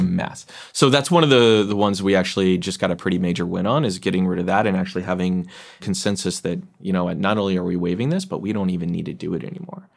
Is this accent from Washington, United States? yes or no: yes; Seattle, Washington, United States; I come from Seattle